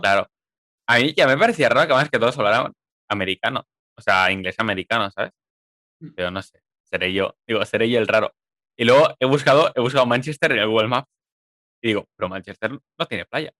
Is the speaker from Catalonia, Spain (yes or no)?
yes; Viladecans, Catalonia, Spain; tú y yo somos de de Viladecana